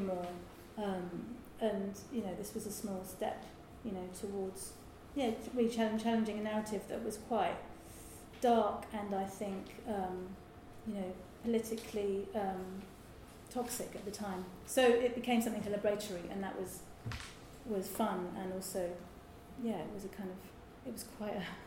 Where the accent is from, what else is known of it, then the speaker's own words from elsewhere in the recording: Lewes, South East England, United Kingdom; Lewis, my hometown